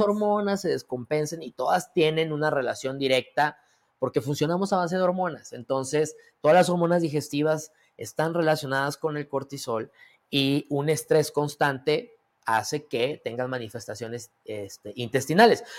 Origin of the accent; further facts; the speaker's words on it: Mexico; a qué somos propensos los mexicanos